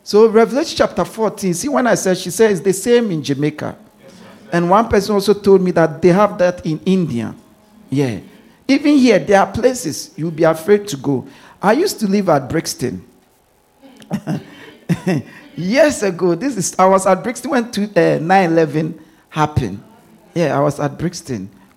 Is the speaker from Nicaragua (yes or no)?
no; Ghana; now in London, United Kingdom; I grew up in Ghana